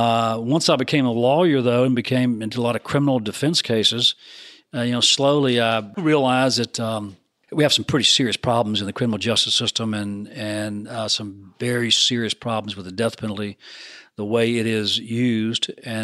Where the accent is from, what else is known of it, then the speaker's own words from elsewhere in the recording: Deep South, United States; Growing up in the Deep South as a Southern Baptist, that eye for an eye, that kind of stuff